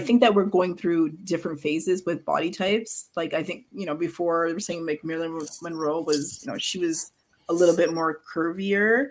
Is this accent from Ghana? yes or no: yes; Ghana; my family's from Ghana. Like I'm from Ghana